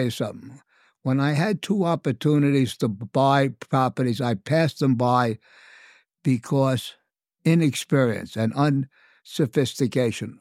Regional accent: New York City, New York, United States; I'm from the Bronx, so Italian food, I was part of my upbringing

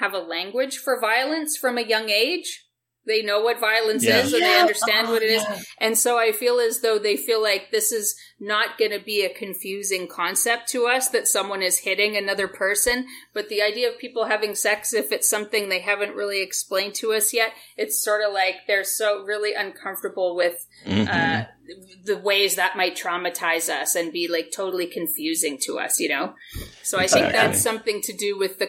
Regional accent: Windsor, Ontario, Canada; I grew up in Windsor, Ontario

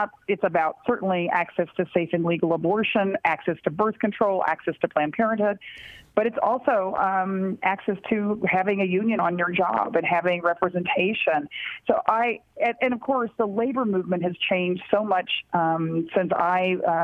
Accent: Texas, United States; my home state

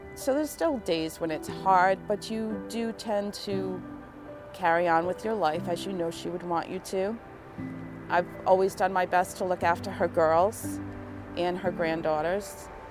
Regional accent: West Warwick, Rhode Island, United States; I'm from West Warwick

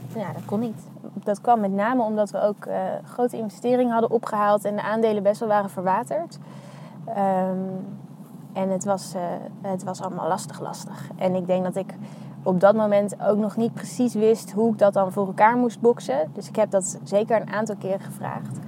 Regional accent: The Hague, South Holland, Netherlands; also born or lived in Utrecht; now in Amsterdam, Netherlands; ik ben geboren in Den Haag. Ehm, en ik ben opgegroeid in de buurt daar ook wel

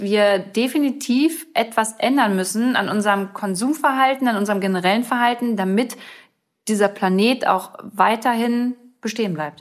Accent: Germany; bei uns in Deutschland

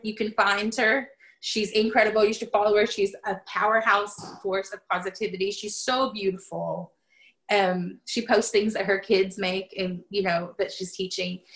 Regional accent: the South, United States; moved away; also born or lived in Pacific Northwest; I came from the South

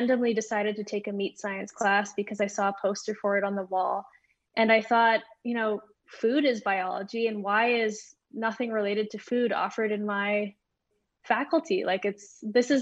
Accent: Edmonton, Alberta, Canada; I grew up here in Edmonton, Alberta

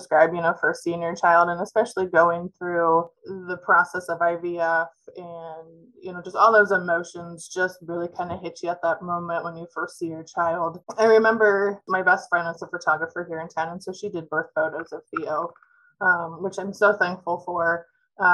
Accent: Mediapolis, Iowa, United States; So I'm actually originally from Mediapolis, which is down by Burlington.

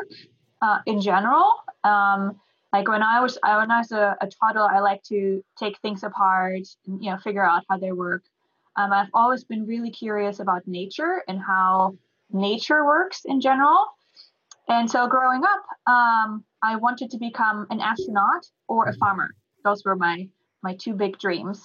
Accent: Germany; moved away as an adult; also born or lived in New Jersey; now in Houston, United States; I'm from Germany. So I grew up there

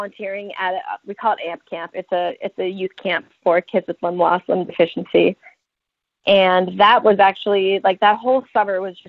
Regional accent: Denver, Colorado, United States; I was born in Denver, Colorado, and I grew up there

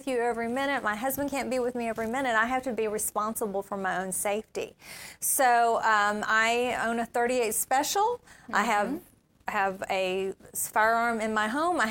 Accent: Appalachia, United States; moved away; I grew up in Appalachia

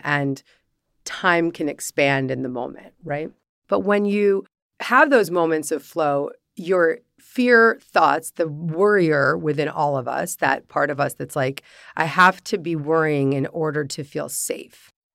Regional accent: Larchmont, New York, United States; growing up in Larchmont, New York

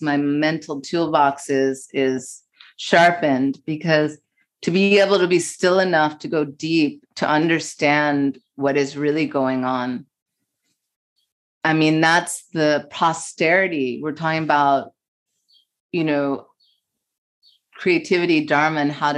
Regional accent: New York City, New York, United States; I grew up in the East Village and my parents were poets

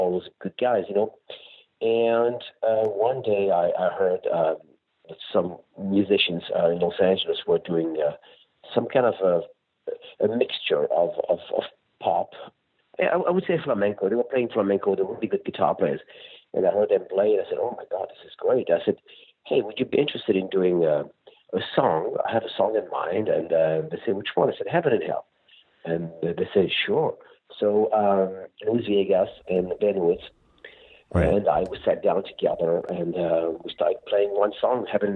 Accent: France; moved away; also born or lived in Spain / Barcelona / Malaga; I'm from Europe, of course, and I grew up in France and Spain as well

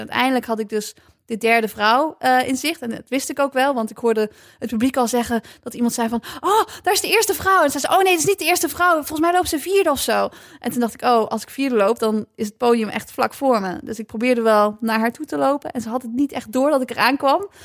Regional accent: Nijmegen, Gelderland, Netherlands; allebei komen we uit Nijmegen.

